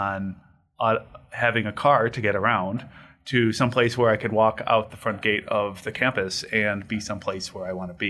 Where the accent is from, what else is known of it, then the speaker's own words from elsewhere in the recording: Rochester, Michigan, United States; moved away as an adult; also born or lived in Macomb County, Michigan / Annapolis, Maryland / Alexandria, Virginia; I lived there until I was three, eventually moving out to Oakland County, going to Rochester Schools